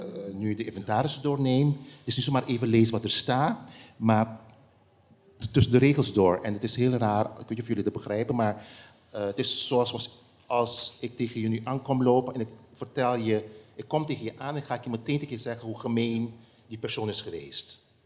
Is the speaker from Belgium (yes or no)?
no; Curaçao; het eiland waar ik ben geboren